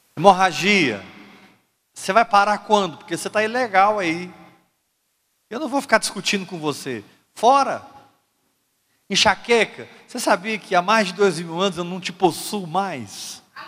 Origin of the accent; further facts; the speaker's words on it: Brazil; Como brasileiro eu falo português